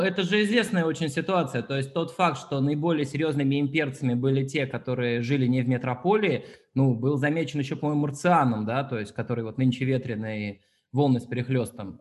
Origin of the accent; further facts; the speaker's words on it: Ufa, Bashkortostan, Russia; moved away; also born or lived in Paris; я родился в Уфе